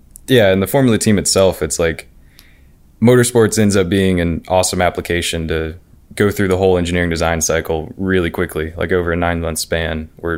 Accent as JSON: {"language": "English", "town": "Cincinnati", "region": "Ohio", "country": "United States", "tie": "born or raised there", "said": "So I grew up in Cincinnati, Ohio, actually."}